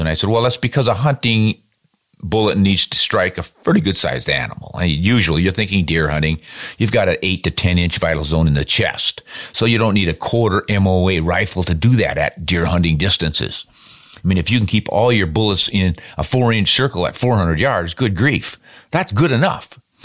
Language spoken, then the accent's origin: English; United States